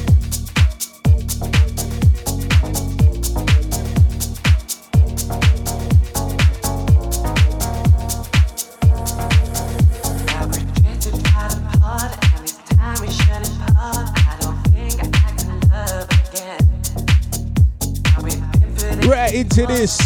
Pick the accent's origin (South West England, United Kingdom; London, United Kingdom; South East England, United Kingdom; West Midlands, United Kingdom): London, United Kingdom; Happens to be my hometown